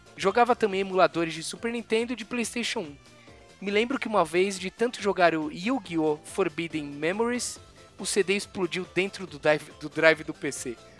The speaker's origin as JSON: {"language": "Portuguese", "country": "Brazil", "said": "a gente é, é brasileiro"}